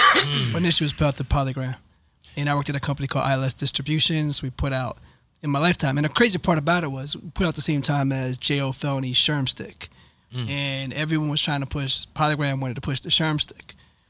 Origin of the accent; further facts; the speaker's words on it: Cherry Hill, New Jersey, United States; Cherry Hill. I was the only guy I know that listened to hip hop.